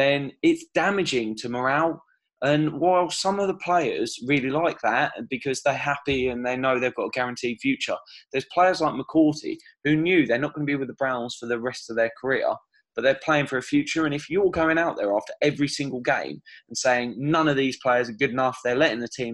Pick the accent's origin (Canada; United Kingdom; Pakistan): United Kingdom; Bedfordshire, East of England; I grew up in Bedfordshire